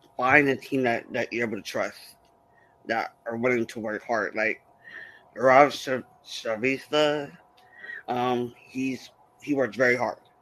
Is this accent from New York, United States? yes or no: no; San Diego, California, United States; I'm a writer from San Diego, California